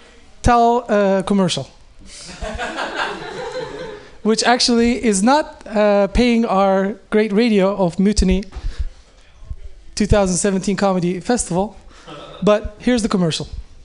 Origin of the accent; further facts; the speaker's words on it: Oakland, California, United States; When they ask me, I'm from Oakland.